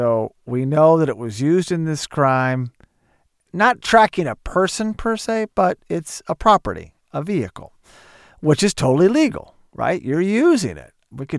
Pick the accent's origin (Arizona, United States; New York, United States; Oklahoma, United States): Oklahoma, United States; I grew up in Oklahoma. It's very similar. A lot of guns.